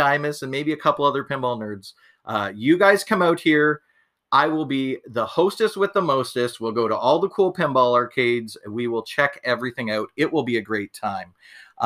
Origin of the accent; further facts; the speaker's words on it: Canada; us Canadians